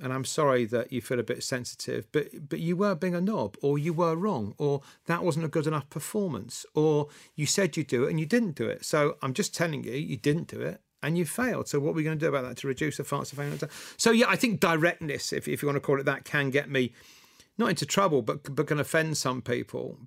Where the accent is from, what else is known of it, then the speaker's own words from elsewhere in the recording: Scotland, United Kingdom; moved away as an adult; also born or lived in Cincinnati; I'm as Scottish as a Scottish thing